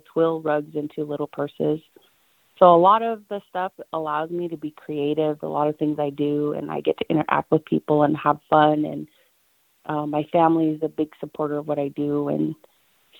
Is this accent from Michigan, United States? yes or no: no; Coalmine Mesa, Arizona, United States; I am originally from the Comine Mesa, Arizona area